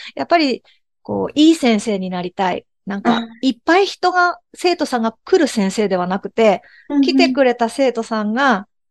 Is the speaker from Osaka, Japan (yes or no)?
no; Shimada, Shizuoka, Japan; この地元の静岡島田